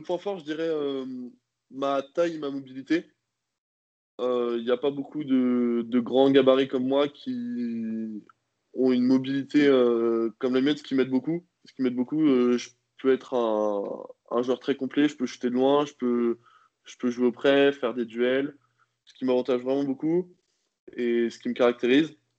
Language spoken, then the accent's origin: French; Rouen, Normandy, France; now in Nantes, France; je suis né à Rouen le 14 décembre 1999